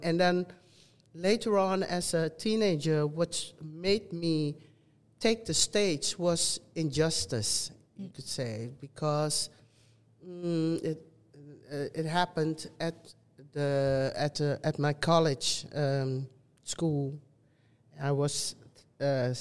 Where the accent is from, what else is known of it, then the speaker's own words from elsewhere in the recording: Netherlands; also born or lived in Suriname; living and growing up in the Netherlands